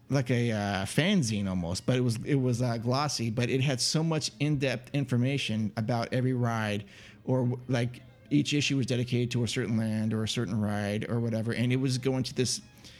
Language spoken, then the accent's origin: English; Northern California, United States; I grew up in Northern California